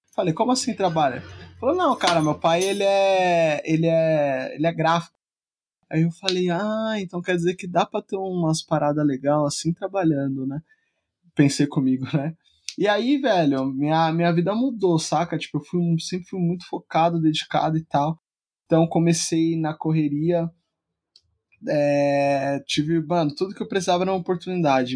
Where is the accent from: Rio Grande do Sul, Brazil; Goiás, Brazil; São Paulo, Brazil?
São Paulo, Brazil; eu sou da, da periferia de São Paulo, né? Então sou nascido e criado é, na Zona Leste, na, na cidade de Tiradentes